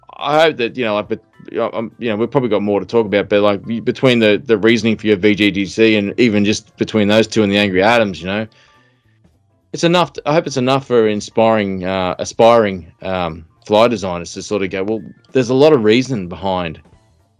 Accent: Southeast Queensland, Australia; I'm from Southeast Queensland

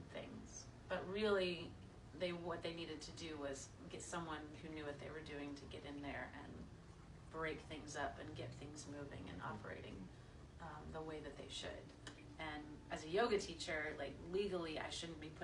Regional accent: Abilene, Texas, United States; also born or lived in New York; now in Austin, United States; I grew up in West Texas.

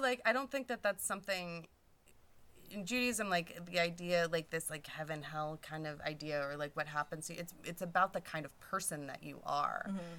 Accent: Fresno, California, United States; I grew up in Fresno

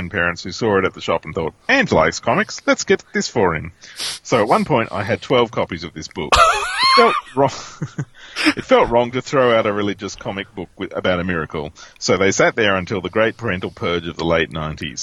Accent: Rhode Island, United States; Growing up in Rhode Island

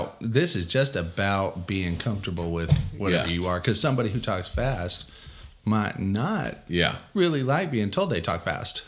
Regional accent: Texas, United States; We're Texan.

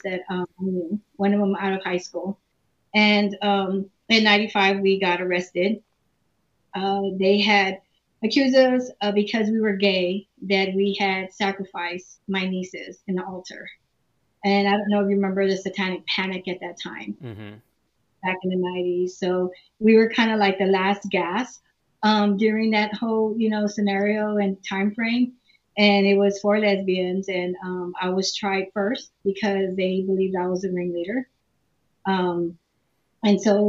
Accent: San Antonio, Texas, United States; I was born and raised in San Antonio, Texas.

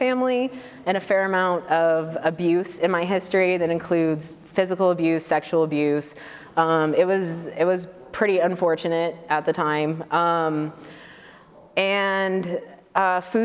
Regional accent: Detroit, Michigan, United States; moved away; I grew up in Detroit originally

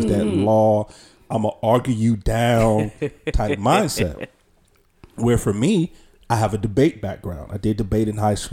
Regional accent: Charlotte, North Carolina, United States; I was born and raised in Charlotte, North Carolina

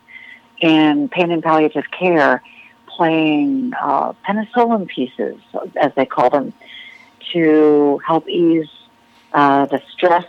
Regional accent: United States; we're American performers, born and raised here our whole lives

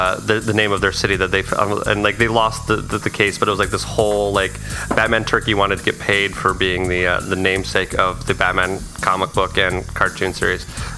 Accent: Utah, United States; because I'm from Utah

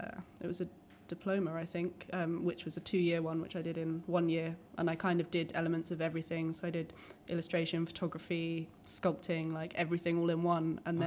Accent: Croydon, London, United Kingdom; I grew up in Croydon

